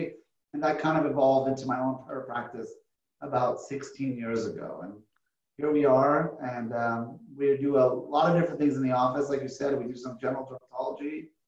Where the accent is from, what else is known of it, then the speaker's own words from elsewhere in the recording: Los Angeles, California, United States; also born or lived in Houston, Texas; I grew up in Los Angeles. I went to high school in LA.